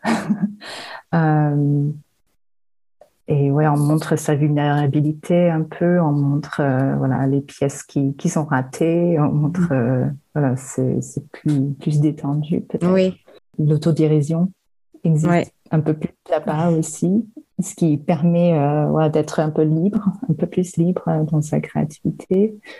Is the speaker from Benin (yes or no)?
no; Western Australia, Australia; also born or lived in Aude, France; now in France; j'ai grandi euh, en Australie occidentale dans le désert